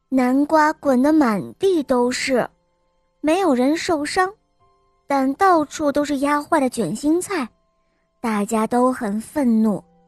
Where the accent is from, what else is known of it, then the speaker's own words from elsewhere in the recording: Chengdu, Sichuan, China; 我来自熊猫的故乡成都